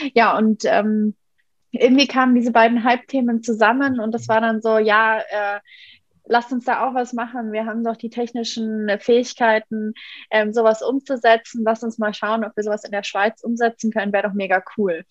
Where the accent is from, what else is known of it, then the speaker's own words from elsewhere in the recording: Munich, Bavaria, Germany; ich bin in München aufgewachsen